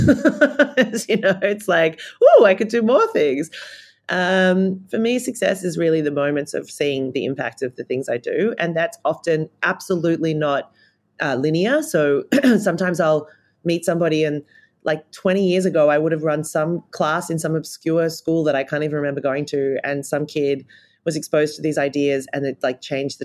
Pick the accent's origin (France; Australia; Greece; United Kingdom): Australia; Being an Australian, I think it's a real travesty that I grew up not learning anything about Aboriginal and Torres Strait Islander culture and wisdom